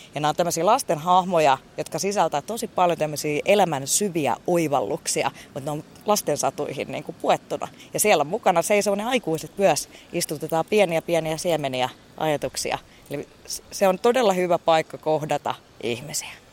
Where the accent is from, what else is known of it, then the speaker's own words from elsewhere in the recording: Helsinki, Uusimaa, Finland; moved away as an adult; also born or lived in Mikkeli / Heinola; now in Pirkkala, Finland; Itästadissa, mistä mä oon niin kuin kotoisin